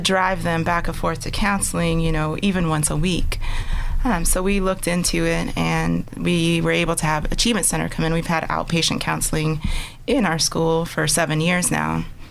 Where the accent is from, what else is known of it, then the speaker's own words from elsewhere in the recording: Conneaut, Ohio, United States; moved away as an adult; also born or lived in Altoona, Pennsylvania; now in Erie, United States; I was born in Altoona, but I grew up in Conneaut, Ohio